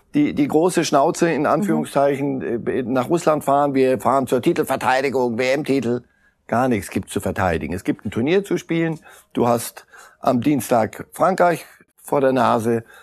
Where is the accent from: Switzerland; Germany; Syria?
Switzerland; als Schweizer